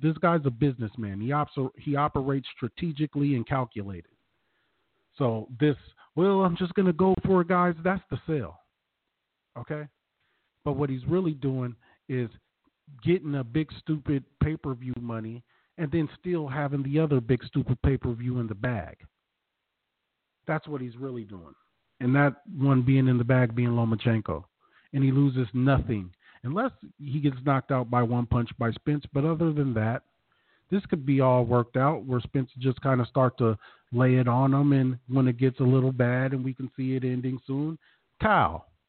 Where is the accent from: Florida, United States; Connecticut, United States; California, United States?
California, United States; Long Beach; also born or lived in Los Angeles; being an L.A. native, born and raised in Long Beach, as many of you know. But living in L.A. for the past, you know, 12 to 15 years, whatever it be now.